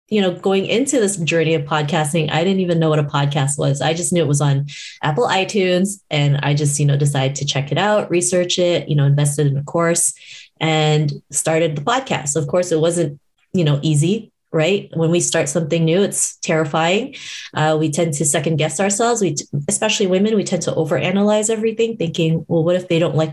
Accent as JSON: {"language": "English", "town": "Toronto", "region": "Ontario", "country": "Canada", "tie": "born or raised there", "said": "growing up in Toronto"}